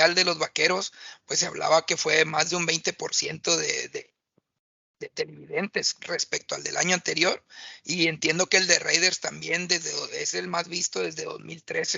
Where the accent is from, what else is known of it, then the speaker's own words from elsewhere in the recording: Mexico; uno como mexicano